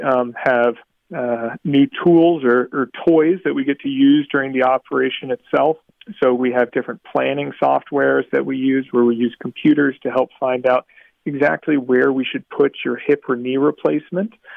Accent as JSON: {"language": "English", "region": "South Florida", "country": "United States", "tie": "born or raised there", "said": "I grew up down here in South Florida"}